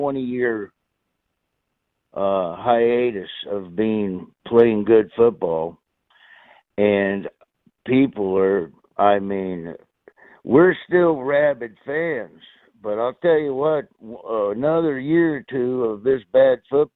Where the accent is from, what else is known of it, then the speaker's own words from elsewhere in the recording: Florida, United States; I moved to Florida, and then after they won that Super Bowl there in the 80s, well, you couldn't really wear Raider gear where I grew up in Florida